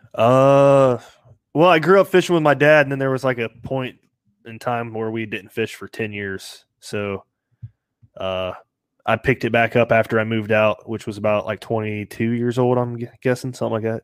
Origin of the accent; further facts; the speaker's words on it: Kettering, Ohio, United States; I'm from Kettering, Ohio. Uh, born and raised in Ohio